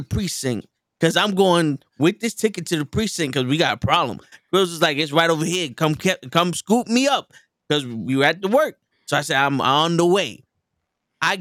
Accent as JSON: {"language": "English", "town": "New York City", "region": "New York", "country": "United States", "tie": "born or raised there", "said": "I'm from the Bronx. I was raised in the Bronx."}